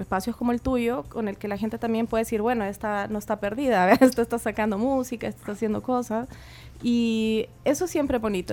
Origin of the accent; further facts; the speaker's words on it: Chile; como yo también soy chilena